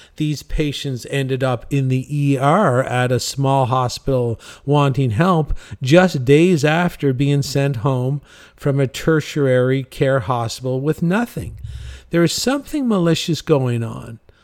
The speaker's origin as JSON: {"language": "English", "town": "St. John's", "region": "Newfoundland and Labrador", "country": "Canada", "tie": "born or raised there", "said": "I'm from St. John's, Newfoundland"}